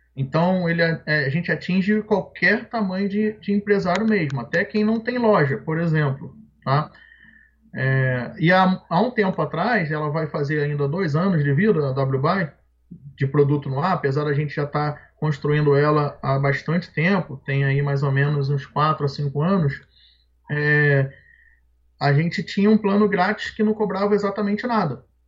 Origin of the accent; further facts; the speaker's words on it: Rio de Janeiro, Brazil; moved away as an adult; now in Nova Friburgo, Brazil; Eu nasci no Rio de Janeiro e morei lá até os meus 20, 23 anos, mais ou menos. E vim para cá, para Friburgo depois